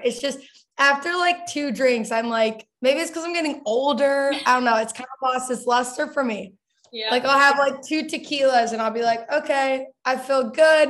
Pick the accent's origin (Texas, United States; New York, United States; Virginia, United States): Texas, United States; Dallas; I grew up in Dallas, Texas